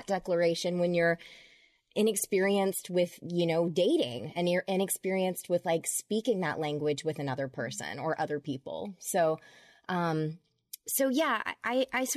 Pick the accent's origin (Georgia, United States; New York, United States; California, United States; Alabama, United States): Georgia, United States; I grew up in Georgia, and my dad was a politician, a Democrat